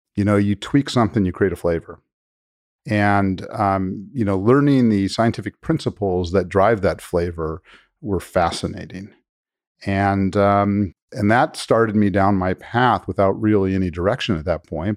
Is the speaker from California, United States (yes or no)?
yes; Los Angeles, California, United States; moved away as an adult; now in Kentucky, United States; I'm actually born and raised in Los Angeles